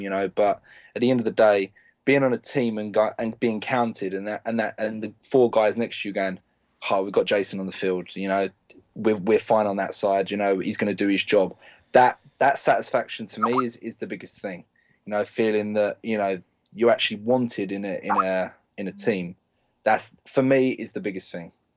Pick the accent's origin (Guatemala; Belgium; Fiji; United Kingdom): United Kingdom; England